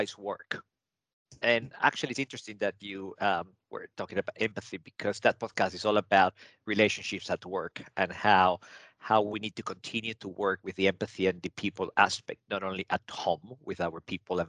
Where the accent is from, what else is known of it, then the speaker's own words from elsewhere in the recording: Venezuela; also born or lived in Italy (ancestry); now in Australia; I was born in Venezuela, but my parents are Italians.